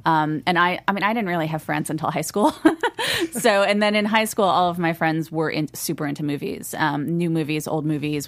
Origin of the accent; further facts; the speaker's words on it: Los Angeles, California, United States; I grew up in Studio City